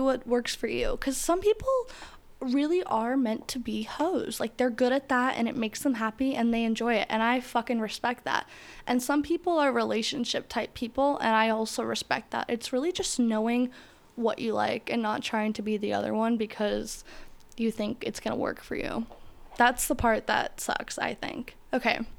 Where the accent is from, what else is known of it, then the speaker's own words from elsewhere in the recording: Florida, United States; I grew up in Florida